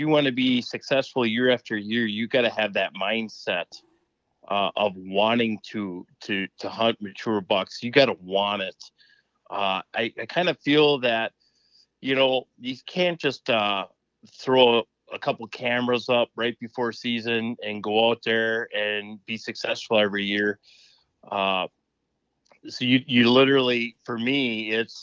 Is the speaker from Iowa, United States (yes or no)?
no; East Central Wisconsin, United States; I'm from East Central Wisconsin